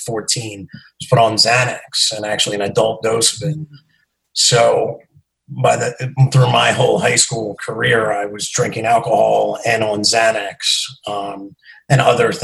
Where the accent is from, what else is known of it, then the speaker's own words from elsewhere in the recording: New Jersey, United States; I'm from New Jersey. I live about 15 minutes outside of New York City